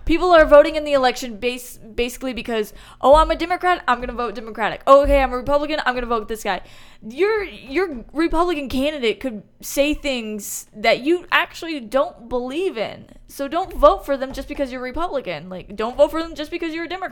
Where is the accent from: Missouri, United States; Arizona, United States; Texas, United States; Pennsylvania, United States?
Texas, United States; Houston; Born and raised in Houston